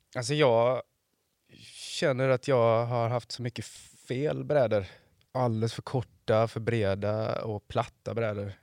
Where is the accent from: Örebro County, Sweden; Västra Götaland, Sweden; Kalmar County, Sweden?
Västra Götaland, Sweden; Floda; moved away as an adult; now in Varberg, Sweden; jag är ifrån eh, Floda